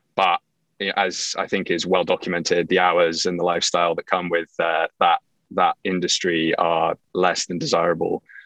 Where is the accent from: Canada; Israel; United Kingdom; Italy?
United Kingdom; England; moved away as an adult; also born or lived in Livingston, New Jersey / Winter Park, Florida / Rochester, New York / New York City; I was actually born in Livingston, New Jersey, which, you know, people tend not to get from my accent. And uh, my parents were expats. So they moved back to England when I was two, and I grew up there, did all of my schooling there